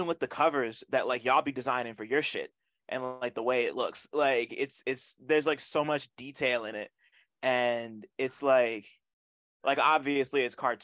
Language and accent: English; New Jersey, United States; I'm from Jersey, I grew up on Jersey Club